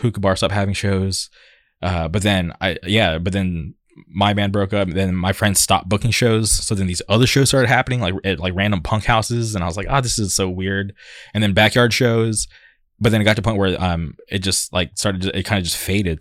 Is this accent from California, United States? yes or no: yes; Palm Springs, California, United States; moved away as an adult; now in Orange County, United States; back in the day when I grew up in the Palm Springs area